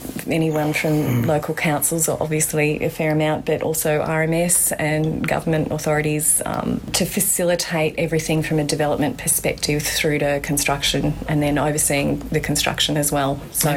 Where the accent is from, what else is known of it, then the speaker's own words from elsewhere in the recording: Valentine, New South Wales, Australia; I grew up in Valentine, pretty idealistic sort of a childhood, I would say. I'm the youngest of three kids, so very secure upbringing, happy family, church family. We went to St. Luke's Uniting Church at Belmont